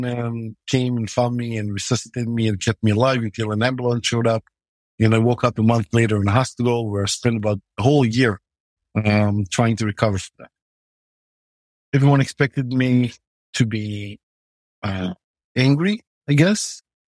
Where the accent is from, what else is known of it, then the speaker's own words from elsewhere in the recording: Israel; growing up in Israel